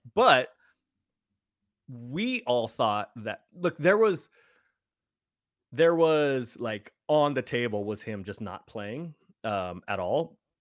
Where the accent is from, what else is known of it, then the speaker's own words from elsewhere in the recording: San Francisco, California, United States; I grew up in San Francisco